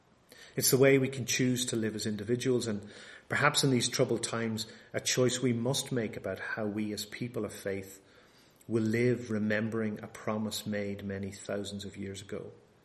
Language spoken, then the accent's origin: English; Bangor, Northern Ireland, United Kingdom; now in United States; But strange enough, we actually have some of them in my hometown back in Bangor in Northern Ireland.